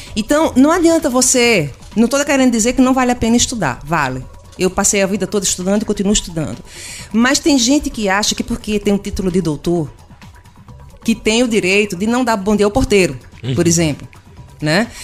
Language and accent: Portuguese; Pernambuco, Brazil; eu sou pernambucana da região